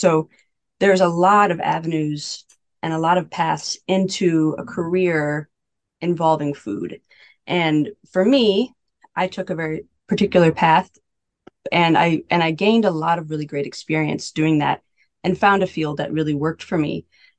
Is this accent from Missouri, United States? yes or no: yes; Missouri, United States; also born or lived in Kansas City, Missouri / St. Louis, Missouri; So I grew up in mid-Missouri. I'm from Missouri, born and raised. I went to college in St. Louis.